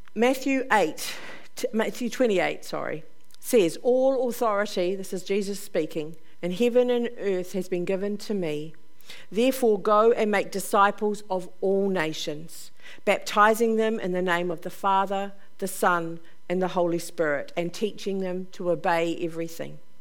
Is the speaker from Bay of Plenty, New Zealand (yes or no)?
no; Upper Hutt, Wellington, New Zealand; I'm from Upper Hutt